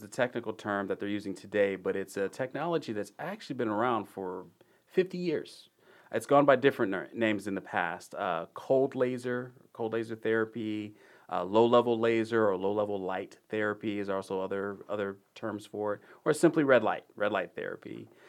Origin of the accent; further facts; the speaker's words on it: Dallas, Texas, United States; I grew up in the area. I grew up in the Dallas area, of course, just like many people in Texas.